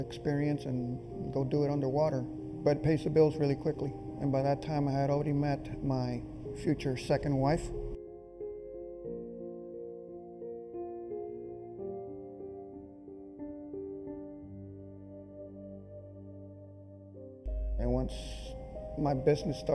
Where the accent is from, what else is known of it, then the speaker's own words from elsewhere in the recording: San Benito, Texas, United States; I'm from South Texas, San Benito, Texas